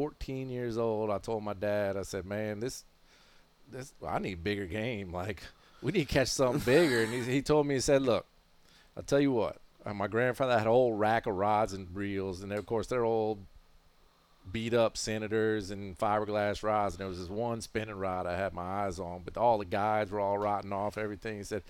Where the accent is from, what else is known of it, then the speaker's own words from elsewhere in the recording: New Orleans, Louisiana, United States; me standing on the front porch of my parents' house uptown New Orleans